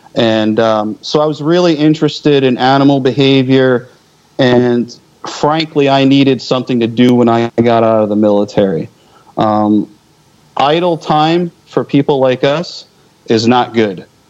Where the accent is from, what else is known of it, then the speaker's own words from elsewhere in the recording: just outside of Philadelphia, Pennsylvania, United States; moved away; I grew up just outside of Philly, so I mean, that's that's kind of my old stomping ground.